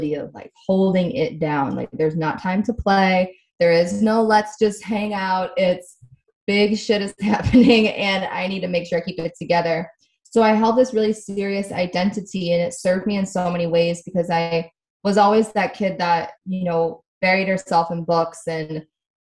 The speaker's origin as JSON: {"language": "English", "region": "Midwest", "country": "United States", "tie": "born or raised there", "also_born_or_lived": "Connecticut", "moved": "yes", "lives_now": "Southern California, United States", "said": "I was born in Connecticut, grew up in the Midwest"}